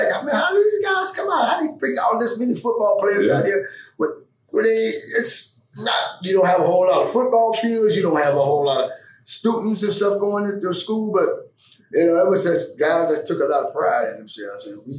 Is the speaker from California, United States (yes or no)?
no; Pittsburgh, Pennsylvania, United States; And I grew up in the Pittsburgh area.